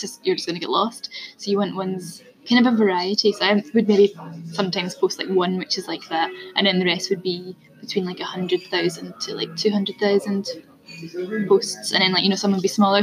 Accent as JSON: {"language": "English", "region": "Scotland", "country": "United Kingdom", "said": "I'm Scottish as well"}